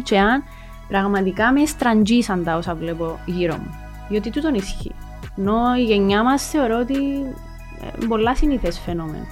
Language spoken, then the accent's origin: Greek; Lakatamia, Nicosia District, Cyprus; also born or lived in Kaimakli; γεννήθηκα στη Λακατάμια, ε, όπου και έζησα, μέχρι τα 22 μου, 23 μου.